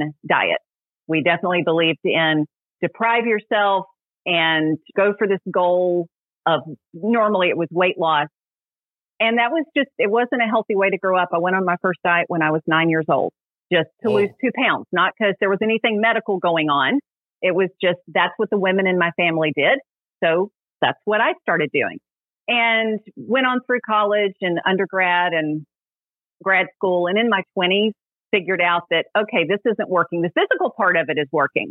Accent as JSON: {"language": "English", "region": "Middle Tennessee", "country": "United States", "tie": "born or raised there", "said": "I grew up in Middle Tennessee"}